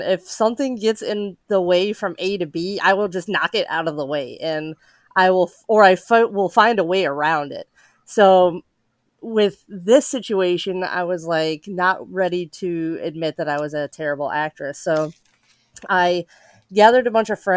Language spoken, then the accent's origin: English; Casper, Wyoming, United States; I am from Wyoming, a small town called Casper